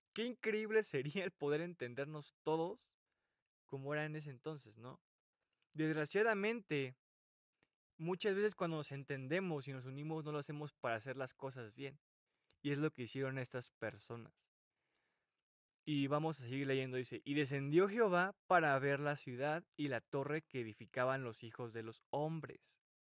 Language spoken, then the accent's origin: Spanish; Mexico; mi país, México